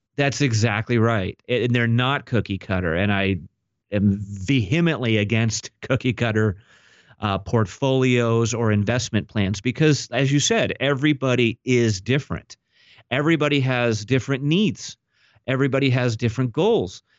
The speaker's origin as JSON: {"language": "English", "area": "Orange County", "region": "California", "country": "United States", "tie": "born or raised there", "said": "I was actually born and raised here in Orange County, California."}